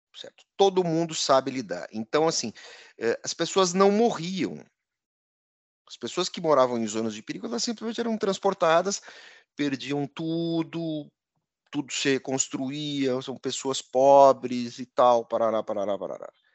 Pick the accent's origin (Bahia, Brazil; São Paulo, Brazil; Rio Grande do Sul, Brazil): Rio Grande do Sul, Brazil; Encantado; a cidade de Encantado, onde eu fui criado